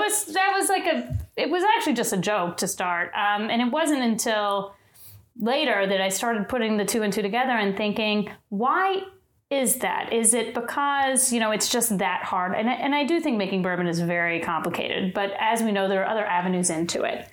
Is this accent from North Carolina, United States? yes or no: no; Kentucky, United States; moved away as an adult; now in New York, United States; I'm from Kentucky, and my whole family is uh, just bourbon fanatics